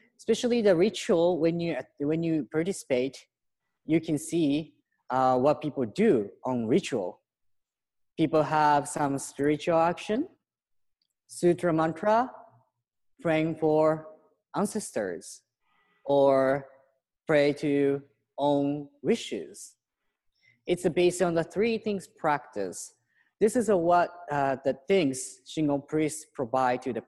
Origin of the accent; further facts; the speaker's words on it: Fukuoka, Japan; moved away as an adult; also born or lived in Mount Koya; now in Los Angeles, United States; So I'm from Fukuoka-ken, Fukuoka Prefecture in Japan. And after I graduated high school, I went to the Buddhism University.